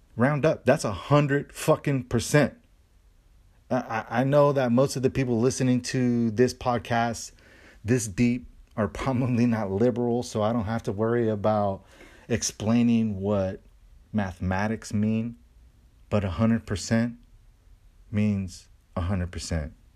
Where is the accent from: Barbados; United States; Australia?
United States; I love being American